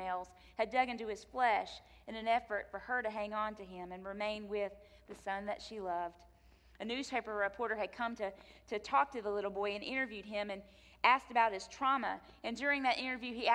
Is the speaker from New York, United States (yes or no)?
no; North Carolina, United States; moved away; my home state of North Carolina